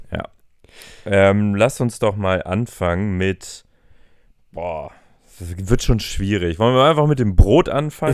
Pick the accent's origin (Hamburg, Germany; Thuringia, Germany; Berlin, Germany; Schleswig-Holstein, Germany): Hamburg, Germany; wir als Hamburger